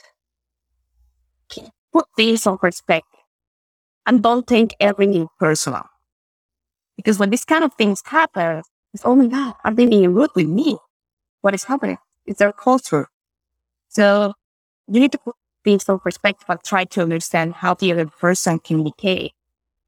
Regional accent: Bogota, Colombia; first language Spanish; English is a second language; moved away; I'm from the middle of the country, Bogota.

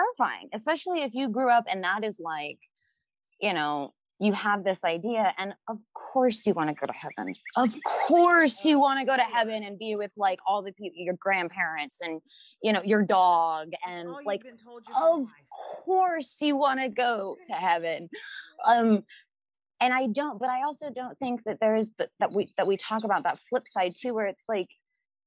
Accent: the Bible Belt, United States; I grew up in the Bible Belt

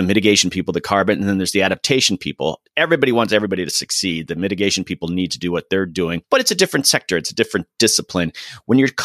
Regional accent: Florida, United States; I'm from Florida

